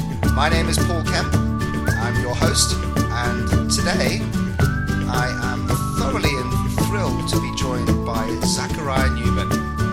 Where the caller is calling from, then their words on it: Dubai, United Arab Emirates; I'm calling you from Dubai, and it's by choice.